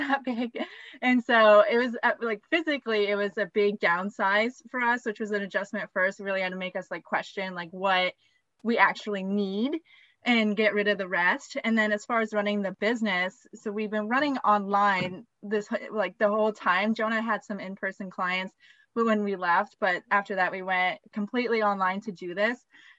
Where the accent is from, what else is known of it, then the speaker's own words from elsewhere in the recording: Colorado, United States; moved away as an adult; we're from Colorado